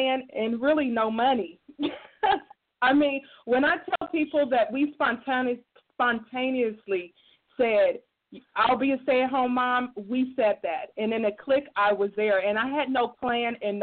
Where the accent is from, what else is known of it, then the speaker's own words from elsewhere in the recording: Dayton, Ohio, United States; moved away as an adult; now in Columbus, United States; I am originally from Dayton, Ohio. I moved to Columbus, Ohio back in 98 to attend the Ohio